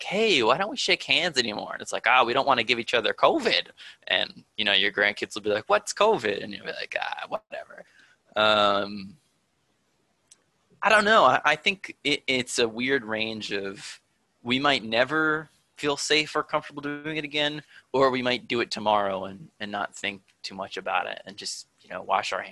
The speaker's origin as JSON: {"language": "English", "town": "Attleboro", "region": "Massachusetts", "country": "United States", "said": "I'm from Attleboro, which is southeast Massachusetts, like 25 minutes from Providence and an hour from Boston"}